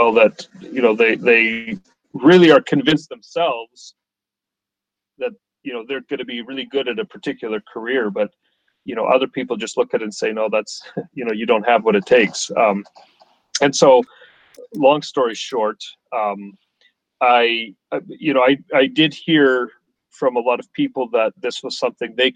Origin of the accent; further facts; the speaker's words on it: Canada; I grew up in Canada